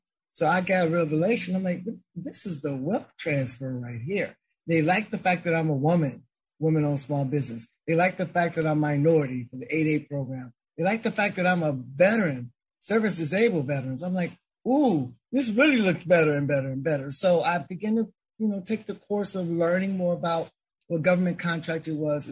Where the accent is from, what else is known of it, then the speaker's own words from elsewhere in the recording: Chicago, Illinois, United States; It was an easy transition growing up in Chicago